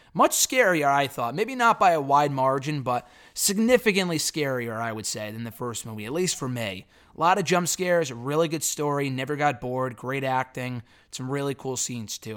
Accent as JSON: {"language": "English", "town": "North Haven", "region": "Connecticut", "country": "United States", "tie": "born or raised there", "said": "I grew up in North Haven"}